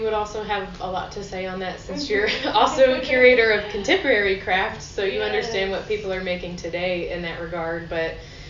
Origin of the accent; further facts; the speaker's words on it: the South, United States; at least myself growing up in the South, I was always taught that, you know, because we're in the backwoods and we're sort of more of a conservative area